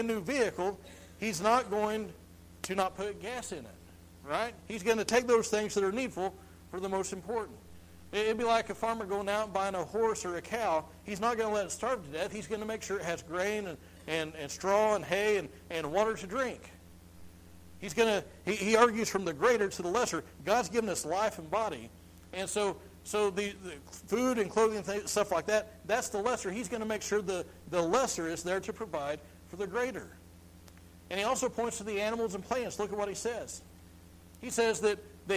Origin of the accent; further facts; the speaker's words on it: Missouri, United States; I'm from Missouri.